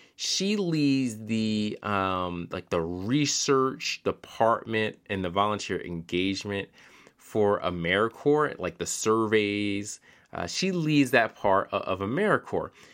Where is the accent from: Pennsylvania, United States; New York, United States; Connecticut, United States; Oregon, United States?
Pennsylvania, United States; Philadelphia; moved away; also born or lived in Charlotte, North Carolina; I'm from Philadelphia originally